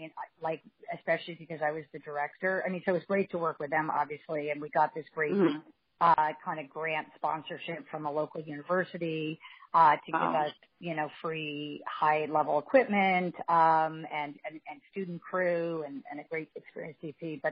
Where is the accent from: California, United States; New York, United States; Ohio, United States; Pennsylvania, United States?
New York, United States; Scarsdale, Westchester; moved away; also born or lived in Los Angeles; I grew up in Barzale in Westchester